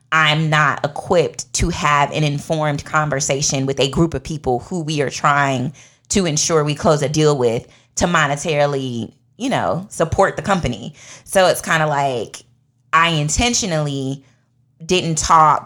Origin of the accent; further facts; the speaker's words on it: Washington, District of Columbia, United States; accent: DC; moved away as an adult; now in Georgia, United States; my DC accent comes out